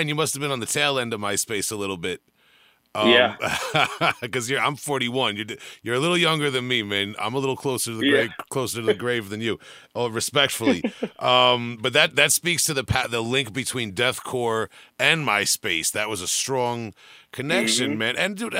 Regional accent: Long Island, New York, United States; I'm from Long Island

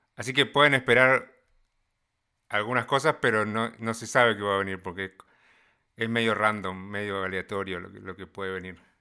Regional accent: Argentina; moved away as an adult; now in United States; soy argentino, se van a dar cuenta por gente con la que hablo en, lo que voy a hacer o incluso por mi acento

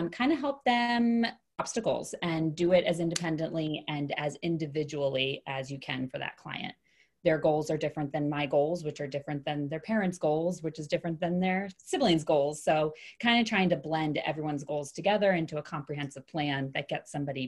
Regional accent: Kennett Square, Pennsylvania, United States; now in Philadelphia, United States; Yeah, outside of Philadelphia originally. So Kennett Square area. And then I've lived in Philly for the last 14 years.

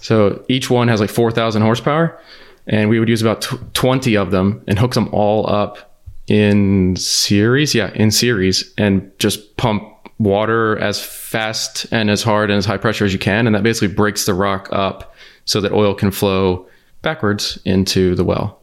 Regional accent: The Woodlands, Texas, United States; I grew up outside of Houston

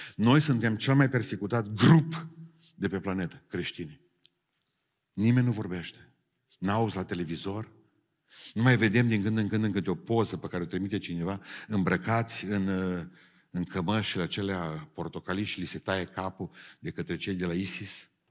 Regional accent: a village near Beiuș, Bihor County, Romania; la noi în sat și toate satele alea din, de lângă Beiuș

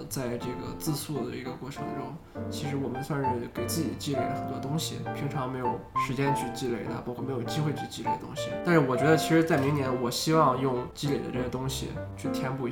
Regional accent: China; 我们中国人假如按照这种方法来说话的话

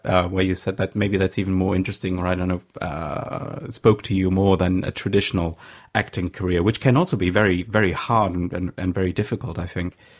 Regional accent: Saxony, Germany; English is a second language; I'm from Saxony

